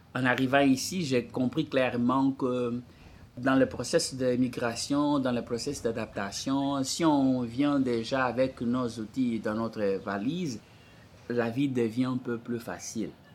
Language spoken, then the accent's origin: French; Angola; French is a second language; moved away as an adult; now in Montreal, Canada; J'ai quitté l'Angola, on est passé pour les États-Unis